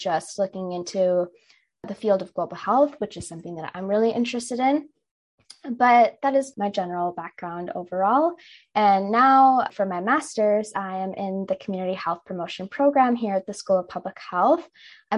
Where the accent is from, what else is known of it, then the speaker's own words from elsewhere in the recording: Minnesota, United States; I was born and raised in Minnesota, but my parents immigrated from India about 22 years ago now